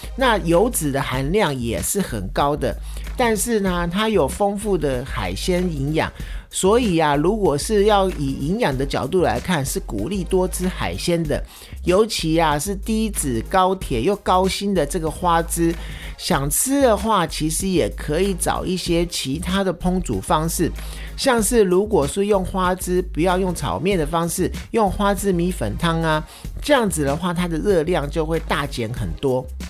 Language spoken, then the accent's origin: Chinese; Taiwan; 身为台湾人